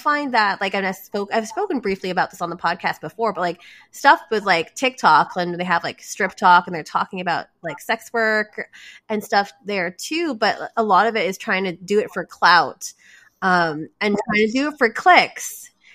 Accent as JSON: {"language": "English", "country": "Canada", "tie": "born or raised there", "said": "I was born here in Canada"}